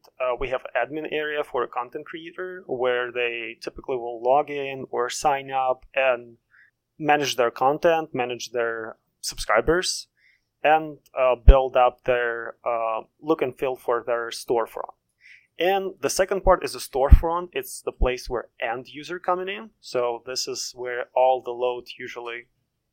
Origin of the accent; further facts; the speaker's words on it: Russia; now in Maryland, United States; I'm originally from Russia and currently based in Maryland in the DC metro area